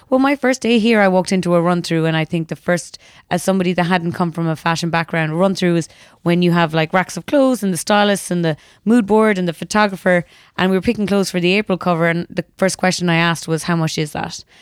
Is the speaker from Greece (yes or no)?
no; Ireland; I grew up in Ireland in the nineties